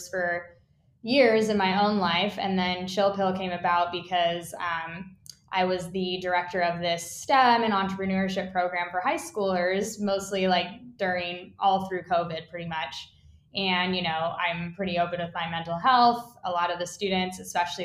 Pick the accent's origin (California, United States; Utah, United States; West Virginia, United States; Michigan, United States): Utah, United States; I grew up in Utah